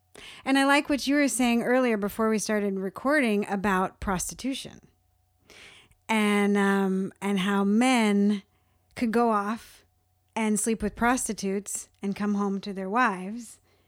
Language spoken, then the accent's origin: English; California, United States; now in Alabama, United States; I'm being from California, midwifery is a thing.